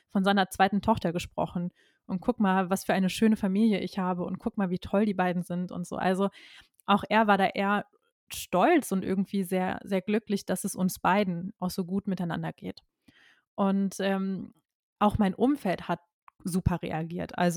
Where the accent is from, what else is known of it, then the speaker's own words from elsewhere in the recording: North Rhine-Westphalia, Germany; und ich komme aus dem Kreis Köln